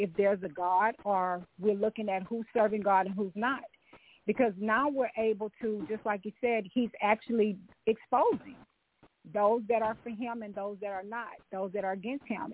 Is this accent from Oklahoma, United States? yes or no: no; Louisiana, United States; my family, yeah. we're from Louisiana